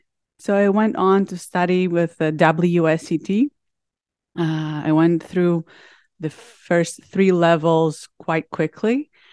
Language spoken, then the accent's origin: English; Heraklion, Crete, Greece; I was born and raised in Heraklion, the capital city of Crete.